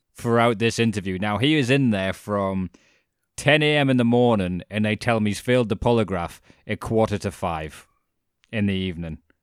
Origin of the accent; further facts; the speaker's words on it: United Kingdom; as being British